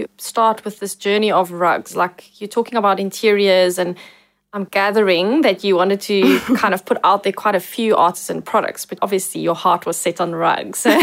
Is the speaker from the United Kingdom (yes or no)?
no; Somerset West, Western Cape, South Africa; Somerset West, which is actually my hometown.